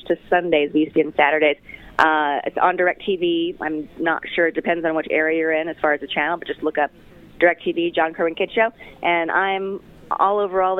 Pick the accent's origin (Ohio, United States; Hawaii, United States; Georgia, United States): Hawaii, United States; moved away; I grew up in Hawaii, obviously, so I relate to a lot of the Islander themes